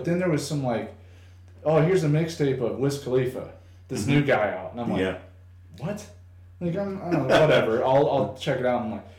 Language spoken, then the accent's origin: English; Rock Island, Illinois, United States; I grew up in Rock Island. It's a very mixed bag of mm-hmm. people